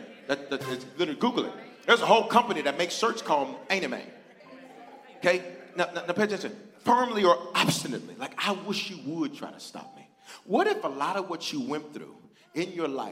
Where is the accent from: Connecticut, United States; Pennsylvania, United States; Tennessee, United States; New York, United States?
Tennessee, United States; Memphis; also born or lived in Denver, Colorado; I was born in Denver, reared in Memphis, on the south side. Orange Mound.